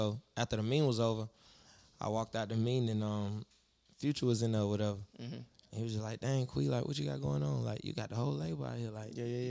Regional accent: Decatur, Georgia, United States; also born or lived in East Atlanta; I'm from East Atlanta. I was raised in Decatur.

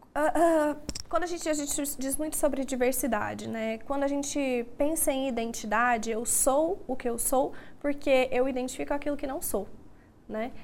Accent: Goiânia, Goiás, Brazil; Sou daqui de Goiânia

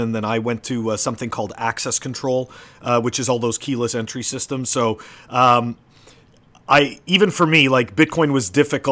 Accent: Canada; I grew up in Canada

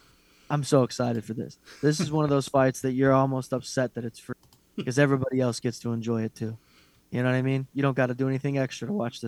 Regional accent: Hawaii, United States; You know, we're Hawaiian. We'll just do it.

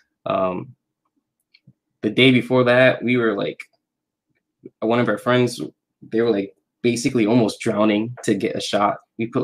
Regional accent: New York, United States; I'm from New York

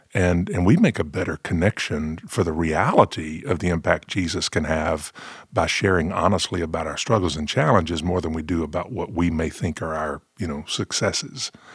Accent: the South, United States; growing up in the South, you know, we had our, we had our gospel quartets

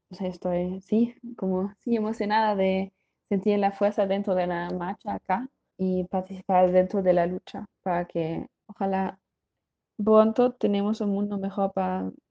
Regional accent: Germany; moved away; Hola, em, soy de Alemania y para mí este 8 de marzo es súper especial porque estoy aquí en México

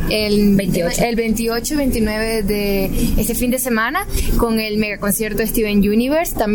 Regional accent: Venezuela; actriz de doblaje de voz venezolana

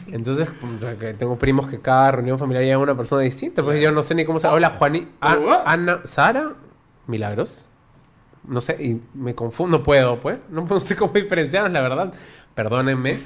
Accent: Lima, Peru; somos tres homosexuales de Lima

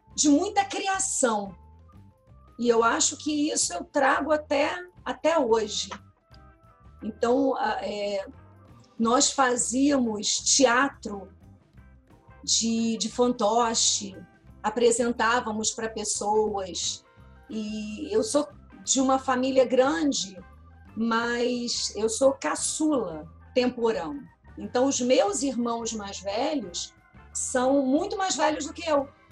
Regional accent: Niterói, Rio de Janeiro, Brazil; eu sou de Niterói, nascida numa mora, vivi durante muitos anos numa rua, num bairro

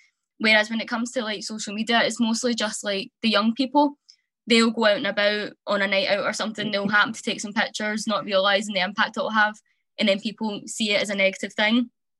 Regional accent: Paisley, Scotland, United Kingdom; accent: Ned accent; Every time I tell someone where I'm from, I always say I'm from Fiji, because everybody recognises what Fiji is

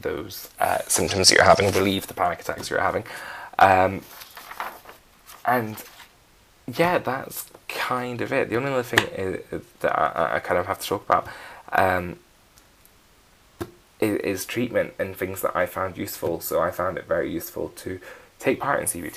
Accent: Scotland, United Kingdom; I'm Scottish.

